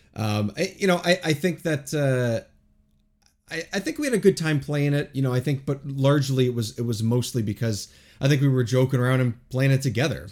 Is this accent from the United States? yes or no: no; Toronto area, Ontario, Canada; born or raised there